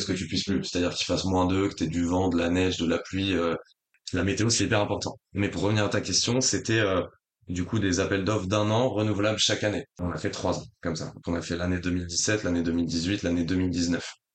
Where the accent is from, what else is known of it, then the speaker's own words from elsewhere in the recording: Rennes, Brittany, France; also born or lived in La Rochelle; now in Paris, France; je suis breton de base, du coup j'ai vécu longtemps à Rennes